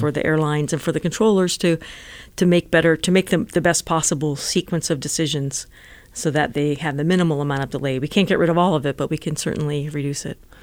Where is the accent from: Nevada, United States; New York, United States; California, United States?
Nevada, United States; Las Vegas; now in Silicon Valley, United States; I grew up in Nevada. I was born in Las Vegas